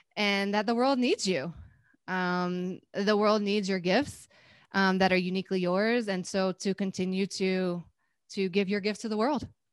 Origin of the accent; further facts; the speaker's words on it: North Carolina, United States; I'm from North Carolina, and, um, in my school system in North Carolina, we had Spanish